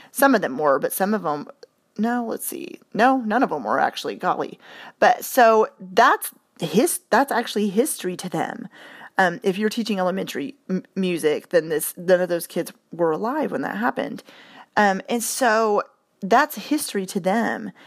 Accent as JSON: {"language": "English", "country": "United States"}